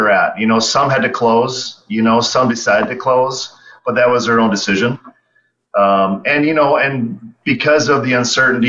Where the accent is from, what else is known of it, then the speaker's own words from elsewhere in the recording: South Dakota, United States; I was fortunate to grow up here, fortunate to still live here